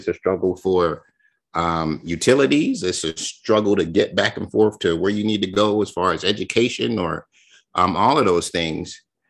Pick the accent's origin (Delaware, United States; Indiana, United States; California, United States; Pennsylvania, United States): Pennsylvania, United States; Chester; I am from Chester, Pennsylvania.